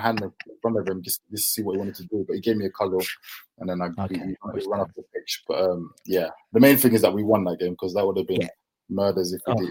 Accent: Deptford, London, United Kingdom; my family, we grew up in Deptford, Lewisham, so it's quite near the Millwall area

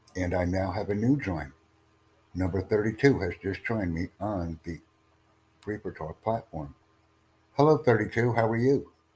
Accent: United States; I come from the United States

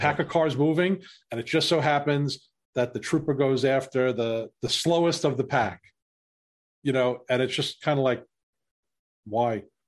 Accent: New York City, New York, United States; I grew up in New York City

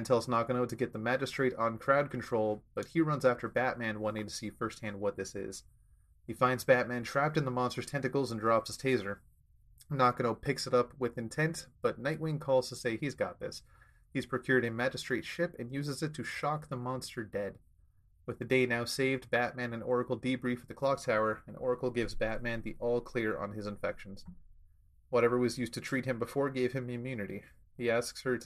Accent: Canada; me being the Canadian resident

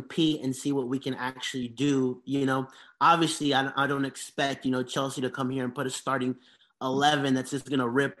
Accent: Honduras; moved away; I grew up, like, I'm from Honduras. In Honduras

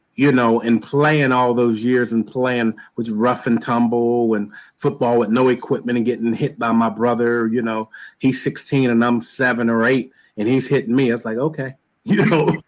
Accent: Pittsburgh, Pennsylvania, United States; I am from the great city of Pittsburgh, Pennsylvania

